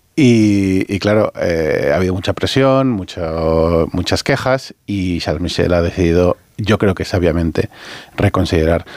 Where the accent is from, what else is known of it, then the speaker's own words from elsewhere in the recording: Mallorca, Balearic Islands, Spain; como mallorquín que soy